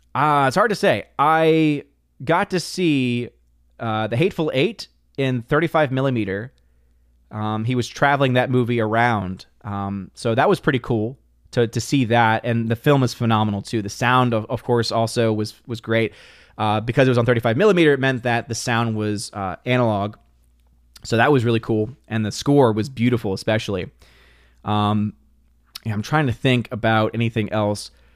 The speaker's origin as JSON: {"language": "English", "town": "New Orleans", "region": "Louisiana", "country": "United States", "tie": "born or raised there", "said": "Born and raised in New Orleans, Louisiana"}